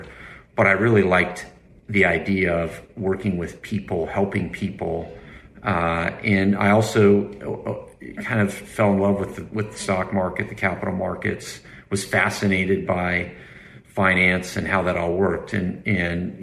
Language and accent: English; Idaho, United States; I grew up in Idaho